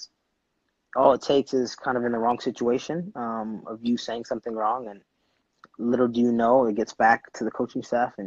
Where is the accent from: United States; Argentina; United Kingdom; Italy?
United States; Washington, District of Columbia; moved away as an adult; now in San Diego, United States; I'm from the East Coast, from DC